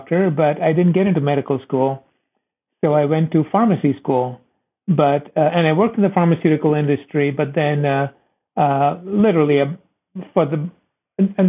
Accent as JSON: {"language": "English", "country": "India", "tie": "born or raised there", "also_born_or_lived": "Iowa, United States", "moved": "as an adult", "lives_now": "United States", "said": "I was born and raised in India."}